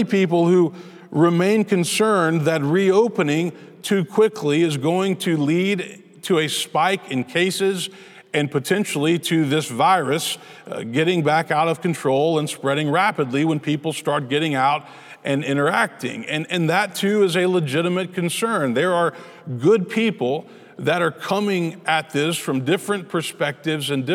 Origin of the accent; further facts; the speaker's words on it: Memphis, Tennessee, United States; I grew up in Memphis. That was where I was born and raised